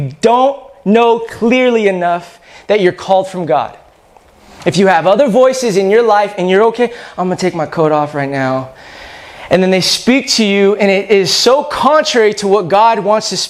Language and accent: English; California, United States; I'm from California